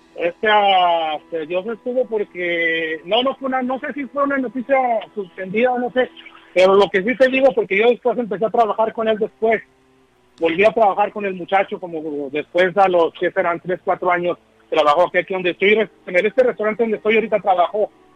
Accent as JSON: {"language": "Spanish", "region": "Durango", "country": "Mexico", "moved": "yes", "lives_now": "Chicago, United States", "said": "soy de Durango"}